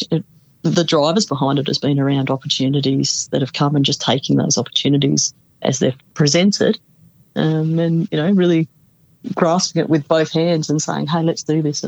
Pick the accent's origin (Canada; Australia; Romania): Australia; South Australia; I come from South Australia